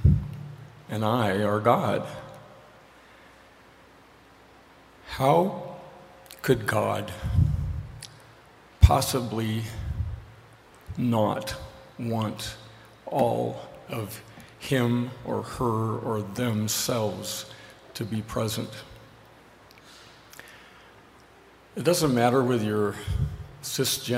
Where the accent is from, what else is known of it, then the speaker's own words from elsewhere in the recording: Cheyenne, Wyoming, United States; moved away; I grew up in Cheyenne, Wyoming